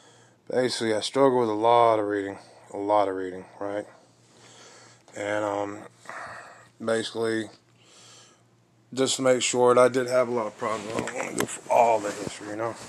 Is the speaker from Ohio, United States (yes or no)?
no; Asheville, North Carolina, United States; moved away; also born or lived in Henderson, North Carolina / Fort Lauderdale, Florida; I was born in Nashville, North Carolina, 1983